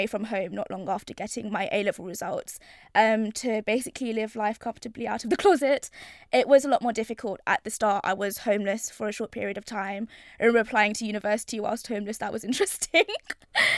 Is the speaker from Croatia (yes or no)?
no; London, United Kingdom; I'm from East London, born and raised